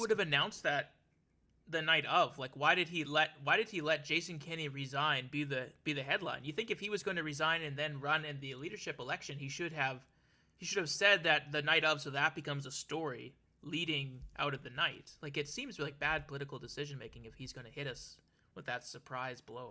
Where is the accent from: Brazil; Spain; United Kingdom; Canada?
Canada; Alberta; now in Ontario, Canada; my adopted home of Ontario, it's my hometown, Alberta, that still keeps calling back